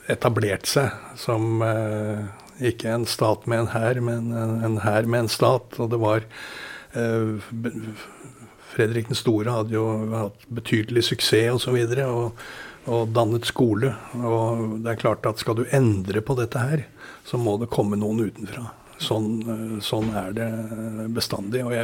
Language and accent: Norwegian; Dublin, Leinster, Ireland; born there; Selv om jeg er født i Dublin, så